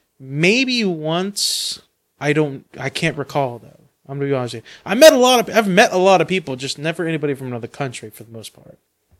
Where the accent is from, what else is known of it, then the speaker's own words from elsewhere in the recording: United States; accent: American; Like Americans. Just because of our American accent?